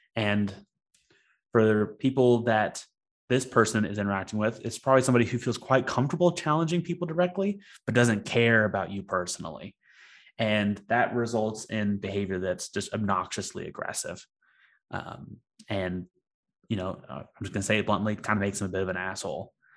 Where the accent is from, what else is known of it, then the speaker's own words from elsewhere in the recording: Alabama Gulf Coast, United States; I grew up on the Alabama Gulf Coast, and so my father fished a lot when I was when I was a kid